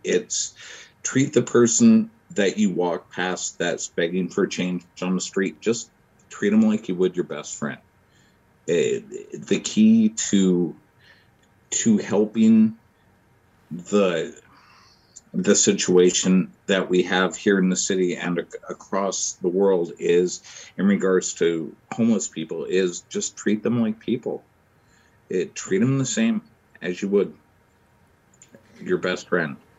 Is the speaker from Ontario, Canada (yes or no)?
no; Vancouver, British Columbia, Canada; now in Winnipeg, Canada; I live in Winnipeg now. I'm originally from Vancouver. Um, where to begin? I I grew up in the foster system in the mid 80s and early 90s in BC